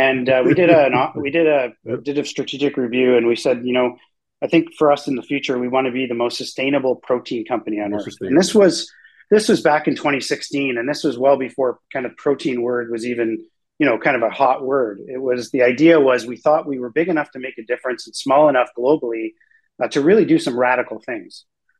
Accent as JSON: {"language": "English", "town": "Toronto", "region": "Ontario", "country": "Canada", "tie": "born or raised there", "said": "And I was born and raised in Toronto"}